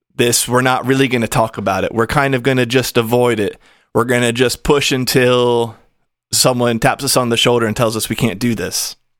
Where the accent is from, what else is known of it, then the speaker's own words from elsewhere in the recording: United States; I am American. I come from the U S